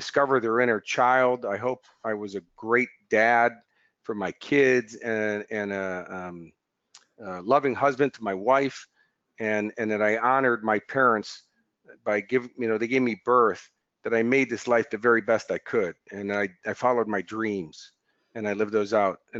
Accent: United States; now in Australia; as an American coming here

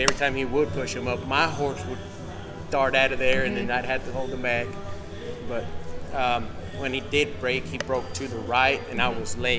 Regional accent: Midland, Texas, United States; I am from Midland, Texas.

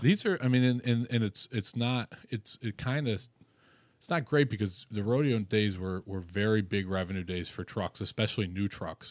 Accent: Rochester, New York, United States; I come from Rochester, New York

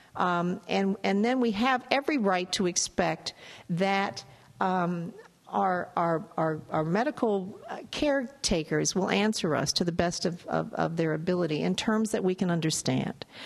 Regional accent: Chicago, Illinois, United States; I'm from Chicago, so I'm very familiar with Pekin, Illinois

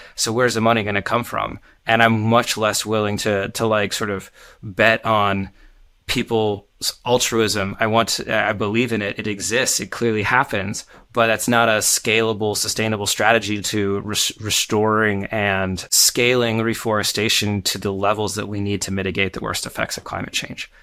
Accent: Portland, Oregon, United States; my hometown, Portland

